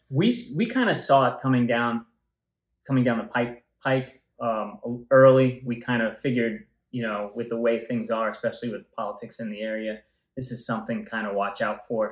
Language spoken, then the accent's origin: English; New York City, New York, United States; I grew up in Tottenville, the, the southern end here, yeah. Staten Island, and for a long time